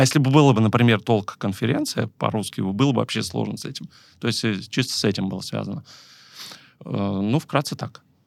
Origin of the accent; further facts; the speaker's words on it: Tver, Tver Oblast, Russia; я сам из Твери